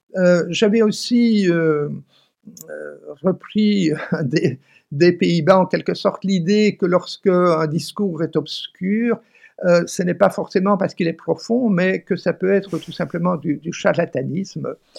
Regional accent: Flanders, Belgium; je suis flamand d'origine et donc parfait bilingue

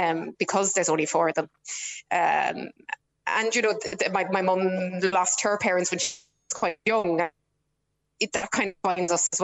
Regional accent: Ireland

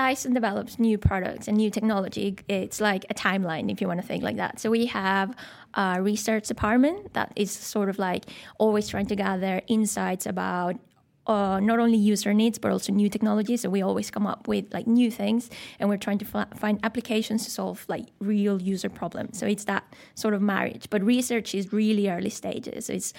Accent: Mexico; moved away as an adult; also born or lived in Scotland / Malmesbury, England; now in Shanghai, China; I'm from Mexico, born and raised. My whole family's there.

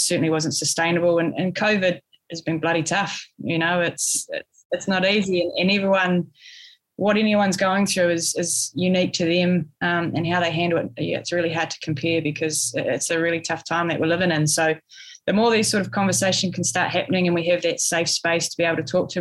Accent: Wellington, New Zealand; it's in my hometown

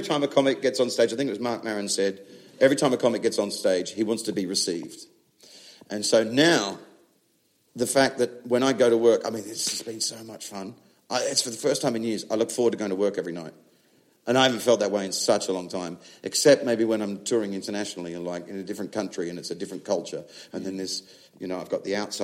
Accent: Australia; now in England; I'm an Australian that does comedy in England

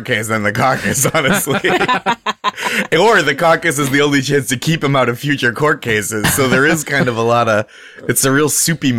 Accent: Boston, Massachusetts, United States; I'm from Boston

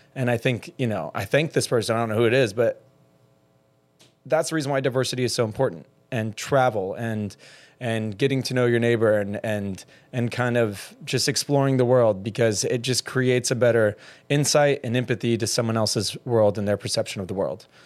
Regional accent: middle Georgia, United States; now in Miami, United States; being a closeted gay man in middle Georgia on a military base who grew up in middle class

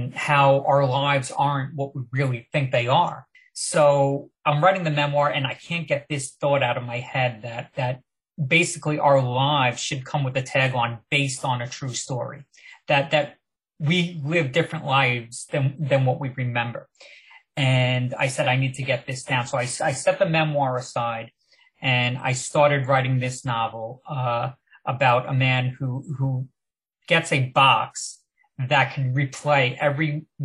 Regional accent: Long Island, New York, United States; also born or lived in Manhattan; I grew up on Long Island

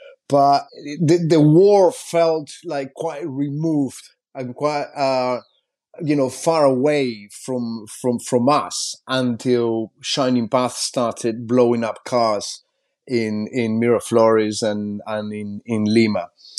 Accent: Chile; English is a second language; also born or lived in Peru; I was born in Peru, and because of a shining path, my family moved to Chile. And I remember in Chile, when I was finishing my school there

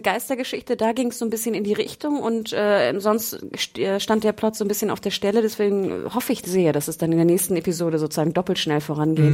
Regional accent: Northern Germany, Germany; bei uns im Norden

